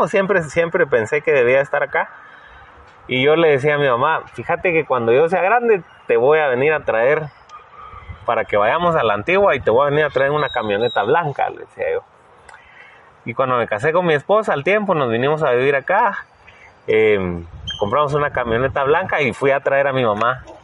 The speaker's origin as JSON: {"language": "Spanish", "country": "El Salvador", "moved": "as an adult", "lives_now": "Guatemala"}